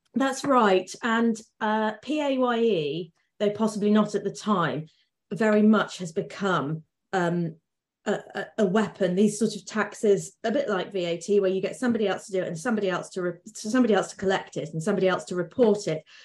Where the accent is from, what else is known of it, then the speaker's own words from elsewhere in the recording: Lincolnshire, East Midlands, United Kingdom; I'm from Lincolnshire